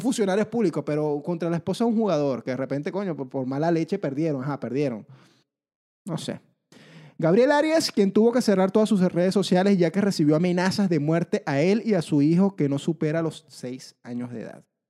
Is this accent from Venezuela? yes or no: yes; Venezuela; now in Chile; los venezolanos somos los haters de Latinoamérica, pero una vez que yo llegué aquí a Chile